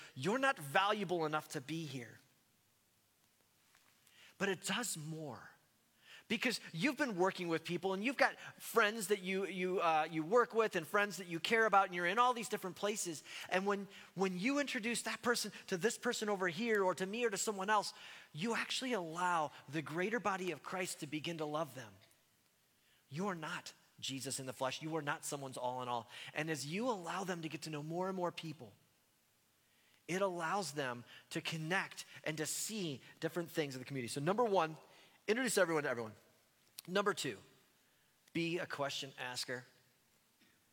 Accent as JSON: {"language": "English", "town": "Cleveland", "region": "Ohio", "country": "United States", "said": "I'm from Ohio, and being from the state of Ohio, I root for teams from Ohio. And so, especially being from Cleveland"}